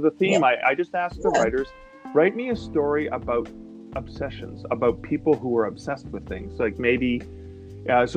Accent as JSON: {"language": "English", "country": "Canada", "said": "I'm a Canadian"}